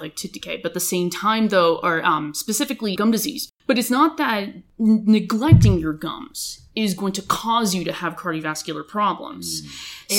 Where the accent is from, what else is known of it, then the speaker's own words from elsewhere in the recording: Los Angeles County, California, United States; also born or lived in Boston, United States / Bakersfield, California, United States; originally from Los Angeles County, but I grew up in Los Angeles County.